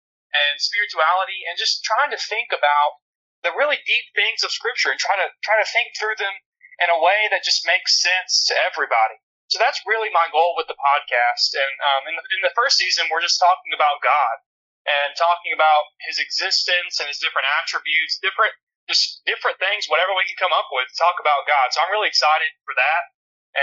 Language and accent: English; Alabama, United States; moved away as an adult; also born or lived in Memphis, Tennessee; now in Little Rock, United States; I'm originally from Alabama, and that's where all of my family lives still, except for me.